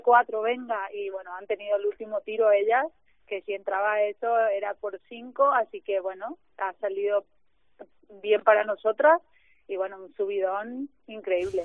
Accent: Paraguay; moved away; que soy de Paraguay

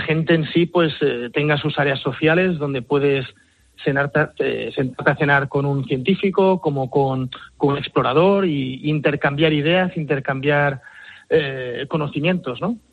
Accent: Mallorca, Balearic Islands, Spain; soy mallorquín, ¿no? padre mallorquín y madre inglesa

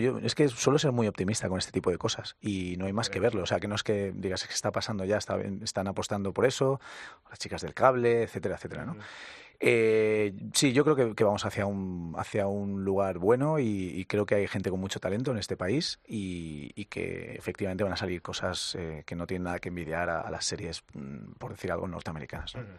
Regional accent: Valencia, Valencian Community, Spain; also born or lived in Castilla-La Mancha; ni siquiera soy valenciano de sangre, soy manchego pero mis padres se fueron a vivir allí, he crecido allí

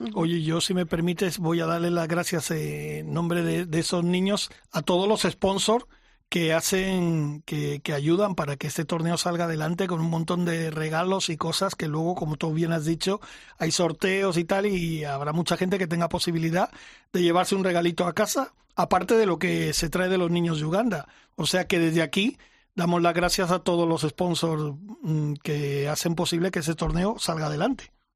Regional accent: Mallorca, Balearic Islands, Spain; moved away; en mi tierra, Mallorca, porque allí vive toda mi familia y tal, y yo he crecido ahí desde muy pequeñito, con seis años llegué a la isla

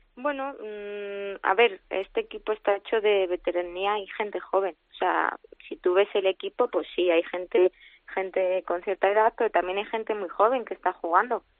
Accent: Madrid, Community of Madrid, Spain; yo soy de Madrid y eso, pues también me, mm. llevó a tomar la decisión de volverme a Madrid

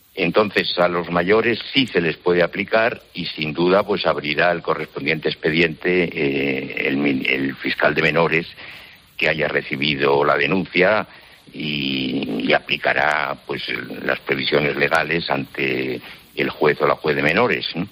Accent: Zamora, Castile and León, Spain; es en mi ciudad natal, y recuerdo que en mi infancia y en mi adolescencia pues no ocurrían esas cosas en Zamora

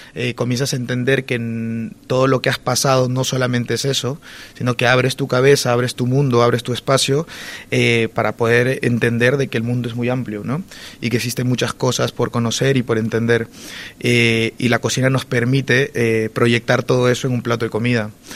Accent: Peru; now in Spain; yo soy peruano

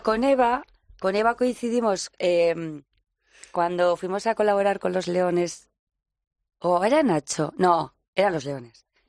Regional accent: Lodosa, Navarre, Spain; yo soy de Lodosa

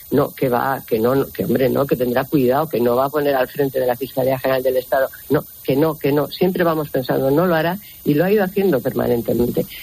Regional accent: Spain; Y las víctimas de un golpe contra la democracia somos todos los españoles.

